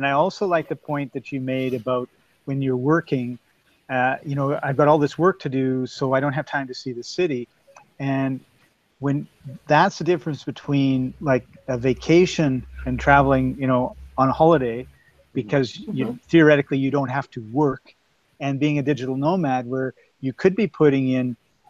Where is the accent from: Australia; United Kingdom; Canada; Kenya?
Canada; Winnipeg, Manitoba; also born or lived in Vancouver; I'm from Winnipeg and Vancouver.